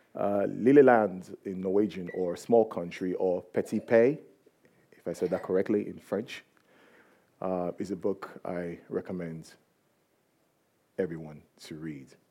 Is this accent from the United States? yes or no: no; Nigeria; I'm from Nigeria